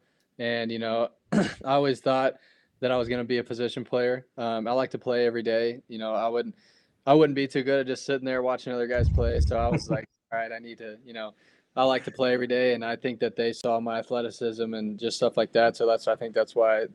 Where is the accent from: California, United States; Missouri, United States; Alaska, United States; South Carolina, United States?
Missouri, United States; Springfield; also born or lived in Houston, Texas; it's my hometown team. It's in Springfield, Missouri